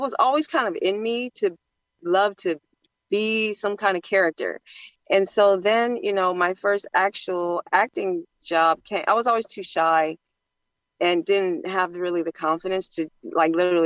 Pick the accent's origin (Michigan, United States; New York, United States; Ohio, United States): Ohio, United States; I'm from the Midwest, Ohio